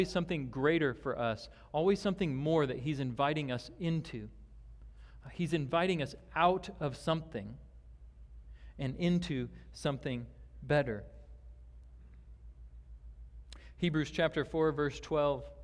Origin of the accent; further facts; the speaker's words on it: Omaha, Nebraska, United States; moved away; I grew up back in Omaha, Nebraska